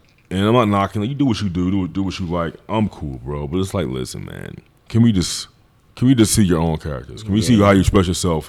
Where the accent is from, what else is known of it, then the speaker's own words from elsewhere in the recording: Philadelphia, Pennsylvania, United States; I'm from Philly. No, where you from? From West Philadelphia.